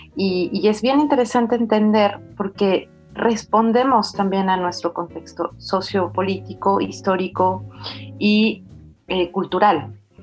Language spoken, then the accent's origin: Spanish; Mexico; now in France; no habíamos tenido una película que nos confrontara como mexicanos